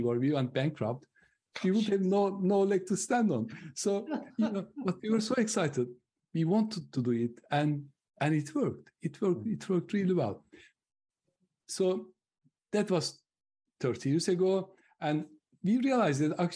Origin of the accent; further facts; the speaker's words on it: Turkey; moved away as an adult; now in United Kingdom; I'm originally from Turkey, but I lived longer in the UK than I lived in Turkey